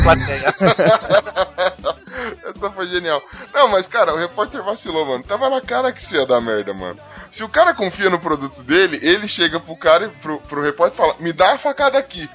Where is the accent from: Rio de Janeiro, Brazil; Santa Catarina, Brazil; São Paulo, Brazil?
São Paulo, Brazil; eu sou de São Paulo, mais precisamente da Zona Leste